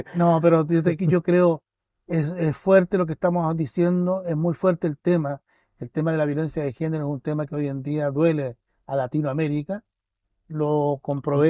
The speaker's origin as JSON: {"language": "Spanish", "town": "Vallenar", "region": "Atacama", "country": "Chile", "tie": "born or raised there", "moved": "yes", "lives_now": "Pucón, Chile", "said": "Yo no soy nacido acá en Pucón, yo nací en, en Vallenar, tercera región."}